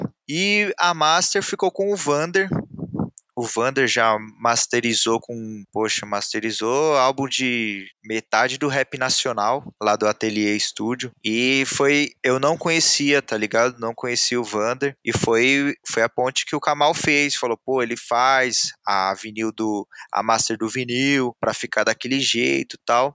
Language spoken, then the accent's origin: Portuguese; Jundiaí, São Paulo, Brazil; eu sou aqui de Jundiaí. Aí essa mesma rapaziada que eu cresci com essa rapaziada